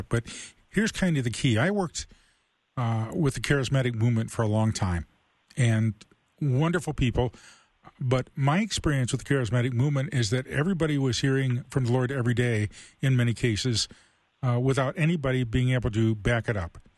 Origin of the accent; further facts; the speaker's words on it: Toledo, Ohio, United States; grew up in Toledo.